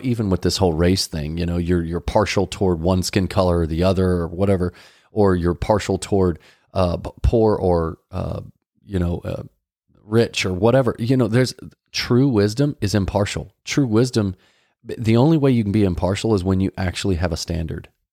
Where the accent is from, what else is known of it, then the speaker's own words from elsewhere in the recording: Dallas, Texas, United States; we grew up in Dallas